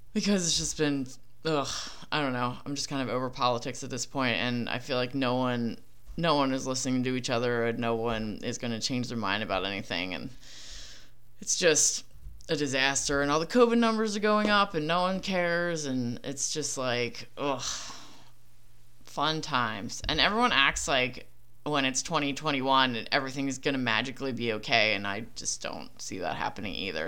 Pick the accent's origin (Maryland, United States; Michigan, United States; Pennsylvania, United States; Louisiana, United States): Pennsylvania, United States; Philadelphia; accent: Philly; my Philly accent